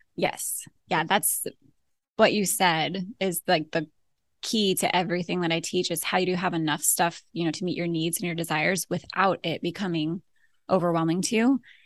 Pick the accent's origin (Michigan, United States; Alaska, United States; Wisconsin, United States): Alaska, United States; moved away as an adult; also born or lived in Florida / Idaho / Southern California; now in Ohio, United States; we were born and raised in Alaska.